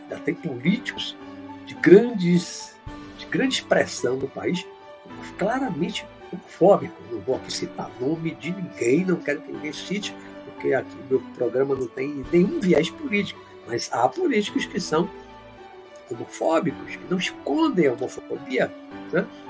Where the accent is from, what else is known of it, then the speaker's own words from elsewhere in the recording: Bahia, Brazil; also born or lived in Olinda, Pernambuco; sou pernambucano apenas de nascimento em Olinda, mas eu sou criado e a maior parte da minha vida, mais de 55 anos de Bahia.